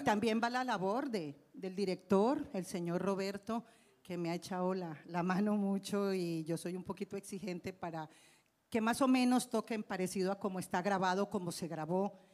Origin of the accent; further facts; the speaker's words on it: Medellín, Antioquia, Colombia; moved away as an adult; now in Mexico; yo soy originaria de Medellín, Colombia